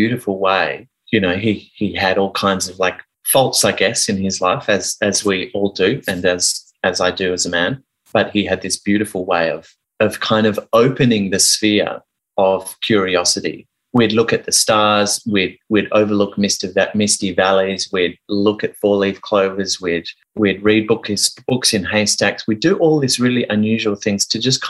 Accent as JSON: {"language": "English", "town": "Sydney", "region": "New South Wales", "country": "Australia", "tie": "born or raised there", "also_born_or_lived": "Geelong, Victoria / United Kingdom", "said": "I grew up in Geelong, and then we moved to the UK for 6 months, and mum and dad separated when we were over there. And we moved back to Sydney with mum"}